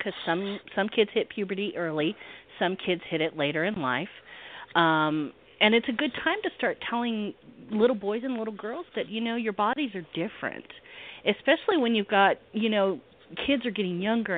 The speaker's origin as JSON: {"language": "English", "region": "the South", "country": "United States", "said": "I'm in the South, so I am a Southerner"}